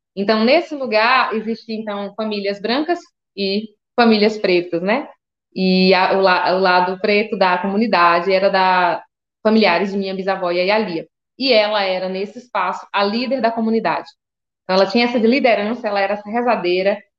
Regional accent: Seabra/Boninal, Chapada Diamantina, Bahia, Brazil; Essa é a comunidade rural que eu cresci

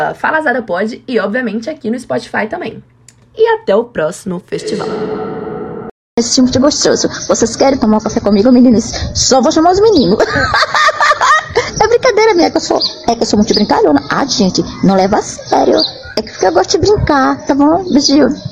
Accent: Brazil; sendo brasileira há 24 anos

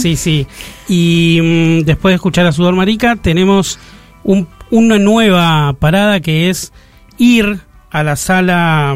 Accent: Buenos Aires, Argentina; also born or lived in Hurlingham; nací ahí en Barracas, pero nos mudamos a Herley un barrio pobre, de calle de tierra todavía en esa época, y después volvimos a Barracas.

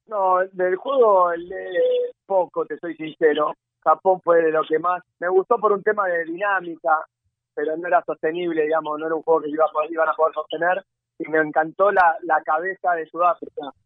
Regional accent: Argentina; somos un, un país inmigrante

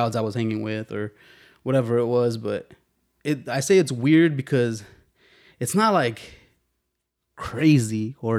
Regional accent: Chicago, Illinois, United States; But, yeah, I grew up in Albany Park the majority of my life. Albany Park is a weird place to me. Albany Park is one of the most diverse neighborhoods in Chicago.

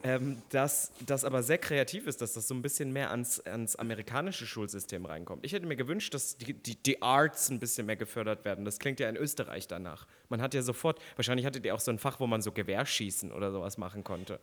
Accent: East Germany, Germany; now in Berlin, Germany; als ich aufgewachsen bin im Osten

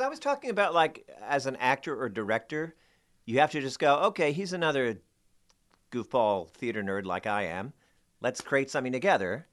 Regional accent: Marlboro, New Jersey, United States; moved away as an adult; also born or lived in Bayonne, New Jersey / New York; I grew up in New Jersey

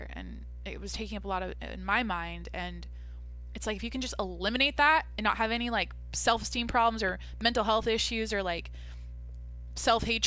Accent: Mount Vernon, Washington, United States; moved away; my hometown, Mount Vernon, Washington. Like, this looks like where I'm from

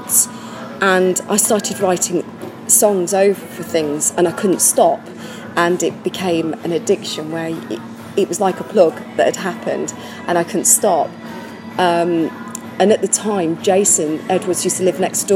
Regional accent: Warwickshire, West Midlands, United Kingdom; I'm from Warwickshire.

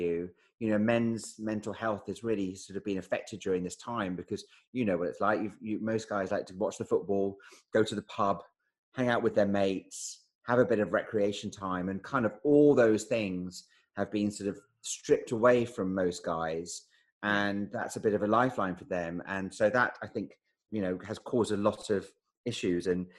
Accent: Edinburgh, Scotland, United Kingdom; moved away; I'm from Edinburgh.

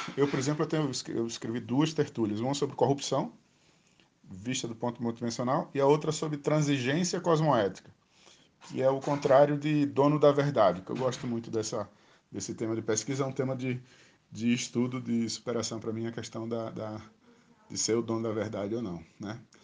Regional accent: Maceió, Alagoas, Brazil; now in Brasília, Brazil; Sou natural de Maceió

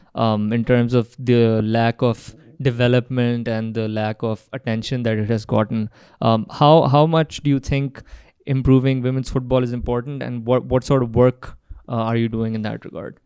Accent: Pakistan

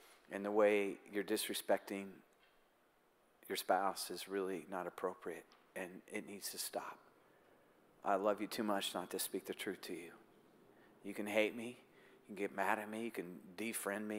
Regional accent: United States; I'm an American

